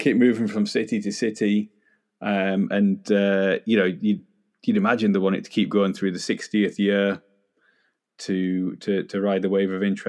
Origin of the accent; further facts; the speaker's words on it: Cumbria, North West England, United Kingdom; as a kid growing up in Cumbria